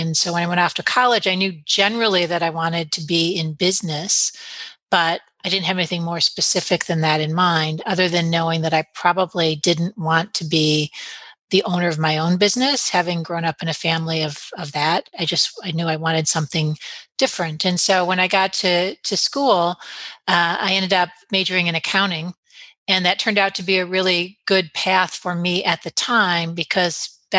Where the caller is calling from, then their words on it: Michigan, United States; This call finds me in beautiful, generally, northern Michigan, where today it's a bit snowy.